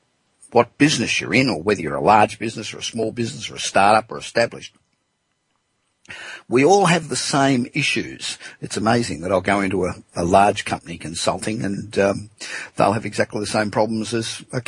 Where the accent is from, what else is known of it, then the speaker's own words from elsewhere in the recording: Los Angeles, California, United States; coming to you this week from my hometown of Los Angeles